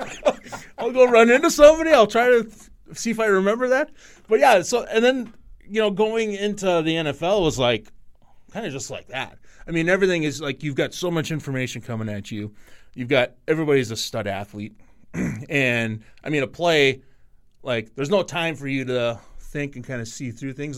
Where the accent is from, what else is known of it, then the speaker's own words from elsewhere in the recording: North Dakota, United States; now in Minnesota, United States; I'm from North Dakota